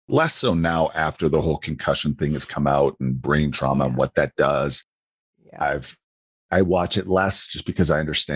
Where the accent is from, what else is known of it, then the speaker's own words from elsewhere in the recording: Wisconsin, United States; moved away as an adult; now in Colorado Springs, United States; I live in Colorado Springs. I grew up in Wisconsin, moved out here in August of 97